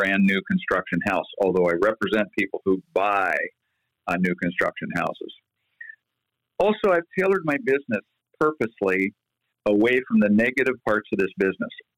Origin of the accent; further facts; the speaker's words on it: Eugene, Oregon, United States; also born or lived in Philadelphia, Pennsylvania / Arizona / Southern California / Portland, Oregon; I was born in Philadelphia, moved to Arizona, then Southern California, and then by the time I was 9 years old, I was in Eugene, Oregon